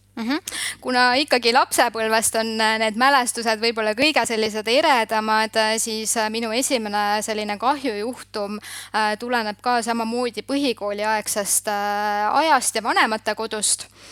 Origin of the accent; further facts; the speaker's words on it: Southern Estonia, Estonia; ma olen pärit Lõuna-Eestist ja mu vanemad tegelesidki tollel ajal maasikakasvatusega